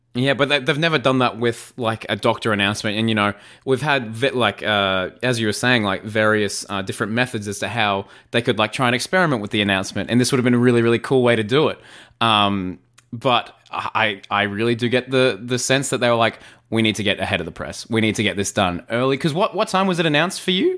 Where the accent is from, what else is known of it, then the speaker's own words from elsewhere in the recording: Australia; as an Aussie